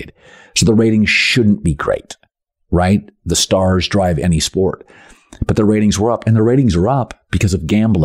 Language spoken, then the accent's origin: English; Pacific Northwest, United States; moved away as an adult; also born or lived in Las Vegas; I'm from the Pacific Northwest